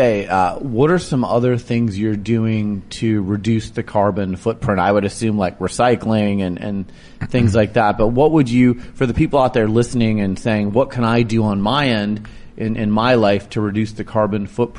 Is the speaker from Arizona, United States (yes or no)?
yes; Arizona, United States; I'm from Arizona, so I know U of A better than most colleges.